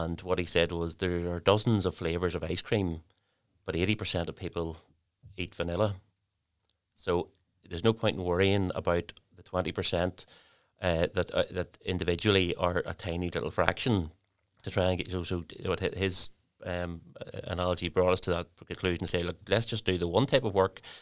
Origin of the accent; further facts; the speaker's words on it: Lurgan, Northern Ireland, United Kingdom; moved away as an adult; now in Newry, United Kingdom; originally I'm from Largan in County Armagh.